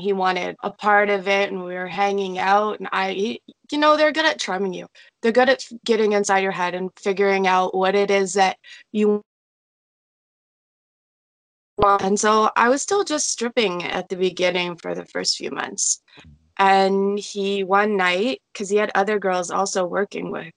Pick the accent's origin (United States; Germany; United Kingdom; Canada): Canada; Toronto, Ontario; So I'm from Ontario, Canada, Toronto area.